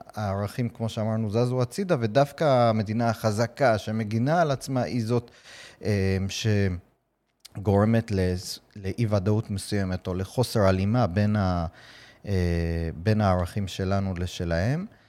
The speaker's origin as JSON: {"language": "Hebrew", "country": "United States", "tie": "born or raised there", "moved": "yes", "lives_now": "Israel", "said": "אני גדלתי בארצות הברית"}